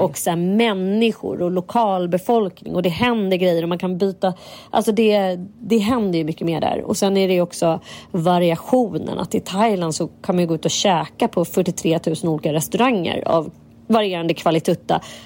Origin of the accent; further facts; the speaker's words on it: Sweden; vi är liksom, fan svenskar